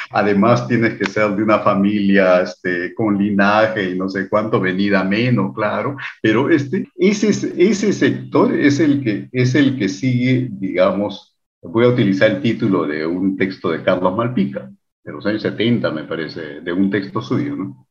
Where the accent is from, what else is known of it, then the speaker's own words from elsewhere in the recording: Lima, Peru; Del Perú